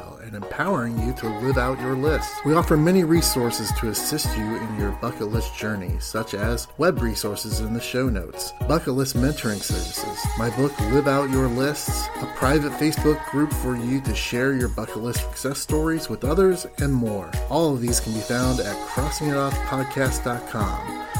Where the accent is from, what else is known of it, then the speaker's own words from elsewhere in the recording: Indiana, United States; I'm from Indiana